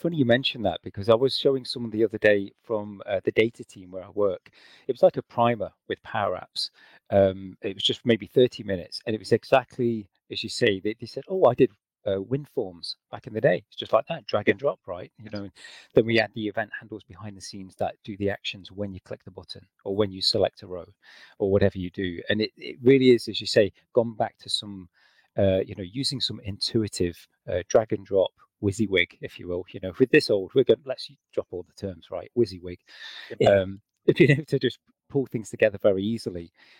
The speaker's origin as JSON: {"language": "English", "region": "England", "country": "United Kingdom", "moved": "yes", "lives_now": "Scotland, United Kingdom", "said": "So, yep, I'm originally from England. I've moved around a bit. I'm now based in Scotland."}